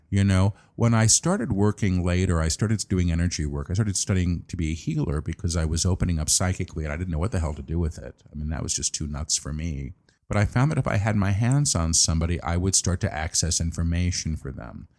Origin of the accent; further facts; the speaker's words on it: New York, United States; I'm a New Yorker